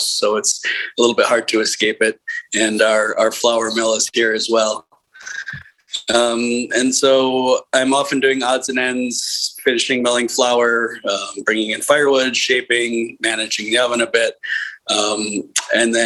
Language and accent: English; Midwest, United States; moved away as an adult; also born or lived in Ann Arbor, Michigan / Chicago, Illinois / Eugene, Oregon / Seattle, Washington; now in Vermont, United States; I grew up in the Midwest